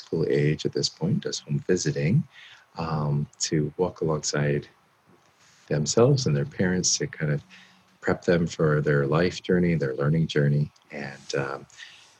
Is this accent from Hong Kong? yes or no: no; Canada; also born or lived in California / Minneapolis; born and raised in Canada